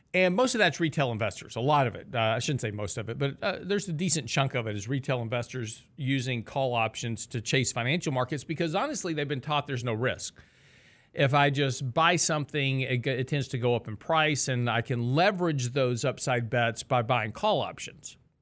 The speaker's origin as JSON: {"language": "English", "region": "Texas", "country": "United States", "said": "I'm from Texas"}